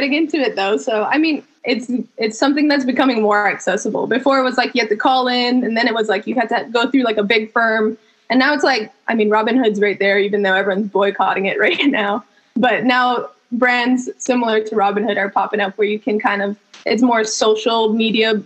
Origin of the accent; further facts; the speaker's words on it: Hawaii, United States; moved away as an adult; also born or lived in Fresno, California / Berkeley, California; I am born and raised in Hawaii. I represent my islands.